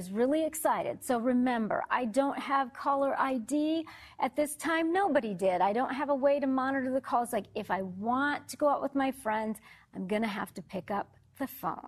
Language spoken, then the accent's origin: English; Detroit, Michigan, United States; moved away; I am originally from Detroit, or as I like to call it, Motown